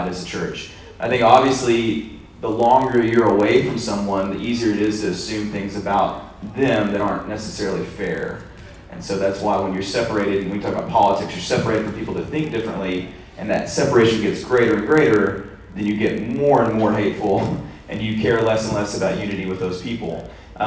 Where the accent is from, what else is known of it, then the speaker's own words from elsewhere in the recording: Jonesboro, United States; growing up in Jonesboro